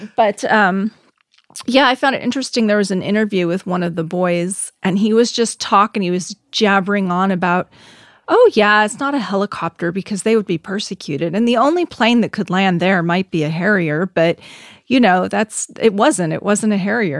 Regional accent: United States; We're all American

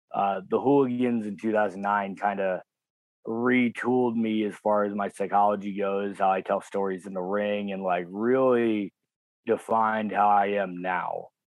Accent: United States; Well, I'm, as you guys would call, Bogan. I'm an American redneck. So I didn't have money growing up

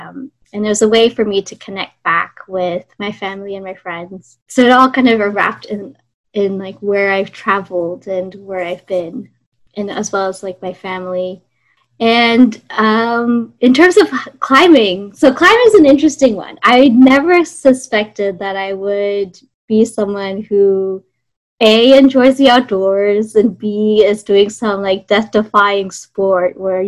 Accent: Singapore; born there; also born or lived in Australia / Canada / United States; I was born in Singapore, lived in Australia, lived in Canada and the States.

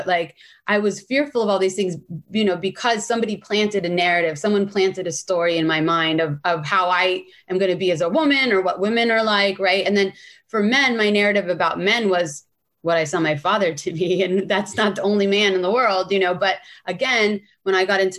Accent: San Francisco, California, United States; And I grew up in San Francisco.

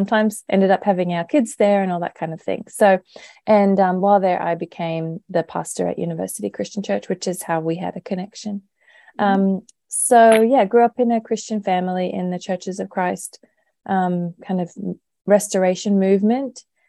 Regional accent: Brisbane, Queensland, Australia; moved away as an adult; also born or lived in Cincinnati, United States; So I grew up here in Brisbane. I'm back here again after being gone for about 30 years, Brisbane, Australia. Grew up in the city, loved to go into town, and grew up in a Christian family in the Churches of Christ.

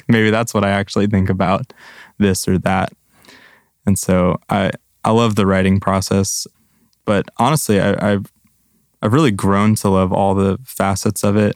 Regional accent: Grand Rapids, Michigan, United States; born or raised there; moved away as an adult; now in Nashville, United States

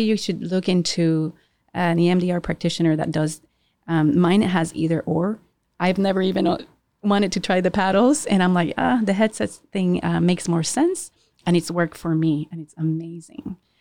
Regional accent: Puerto Rico; we born and raised in Puerto Rico

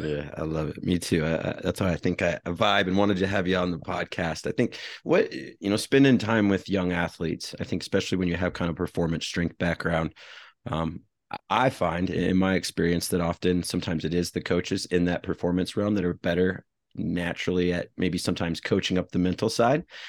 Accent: United States; also born or lived in Iowa / Colorado; I grew up in Iowa and Colorado

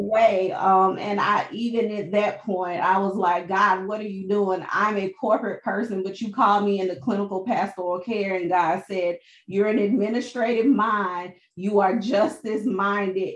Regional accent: Birmingham, Alabama, United States; also born or lived in Charleston, South Carolina / St. Thomas, U.S. Virgin Islands; I am originally from Birmingham, Alabama

